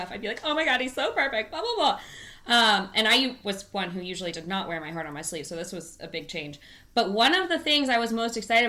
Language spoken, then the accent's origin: English; California, United States; I live in California, born and raised.